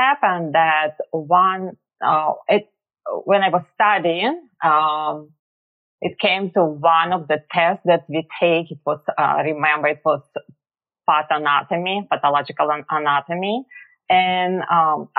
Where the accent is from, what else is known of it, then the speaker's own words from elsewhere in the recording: Russia; moved away as an adult; now in Philadelphia, United States; But I was born and raised in Russia. And I moved to America about over 20 years ago